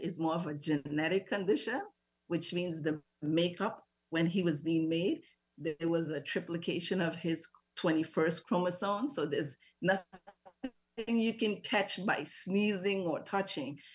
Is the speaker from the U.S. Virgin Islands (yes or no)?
yes; U.S. Virgin Islands; also born or lived in St. Croix, U.S. Virgin Islands; I'm originally from St. Thomas, lived on St. Croix for over 20 something years.